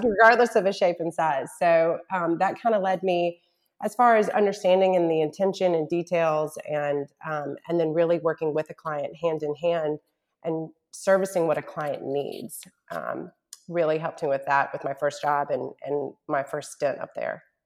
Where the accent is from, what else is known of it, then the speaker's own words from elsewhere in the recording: Charlotte, North Carolina, United States; also born or lived in Mississippi / New York; now in Shreveport, United States; I'm from North Carolina, born and raised in Charlotte, and by way of Mississippi and New York, have ended up in my husband's hometown of Shreveport, Louisiana